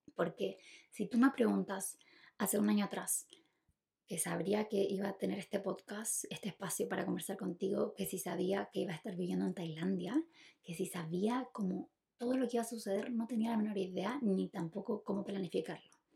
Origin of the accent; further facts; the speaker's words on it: Chile; yo nací en Chile